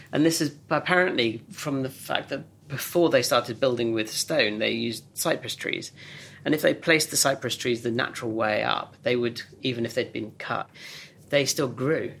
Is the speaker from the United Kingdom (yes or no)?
yes; Oxfordshire, South East England, United Kingdom; growing up in Oxfordshire